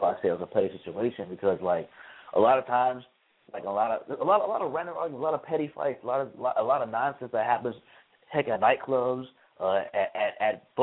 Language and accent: English; Chicago, Illinois, United States; now in Tallahassee, United States; live here in Tallahassee, born and raised in Chicago, live in Tallahassee for school.